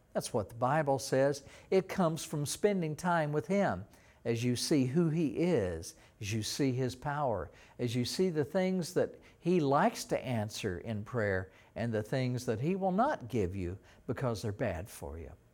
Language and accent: English; East Texas, United States; when I was a teenager in Texas, growing up in Texas, we had lakes all around the little town that I lived in, in East Texas